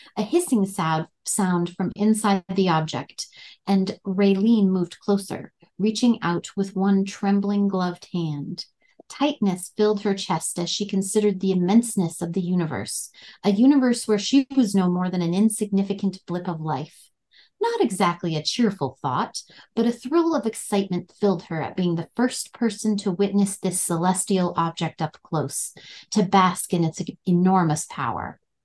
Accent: North Dakota, United States; accent: Fargo; moved away as an adult; now in Colorado, United States; I pulled a lot of inspiration from my hometown and the areas around there. Um, I actually grew up in a trailer park

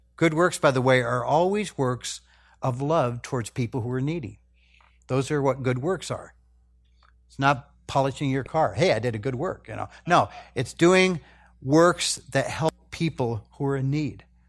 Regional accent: United States; as American Christians

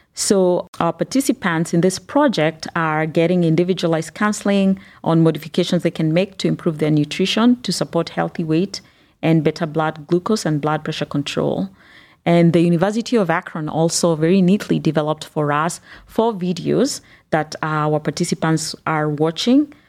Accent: Kenya; also born or lived in Northeast Ohio, United States; now in Cleveland, United States; I grew up in Kenya and have lived in the United States for, uh, the past twenty years

